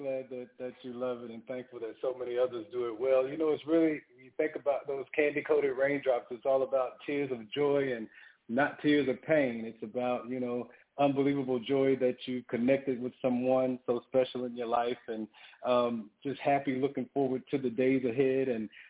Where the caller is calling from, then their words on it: Atlanta, Georgia, United States; I am calling in from Atlanta, Georgia.